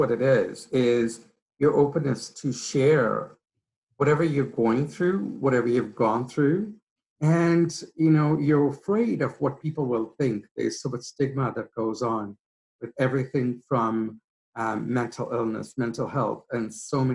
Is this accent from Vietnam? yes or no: no; Kenya; also born or lived in Mombasa; now in Canada; I am originally from Kenya, East Africa.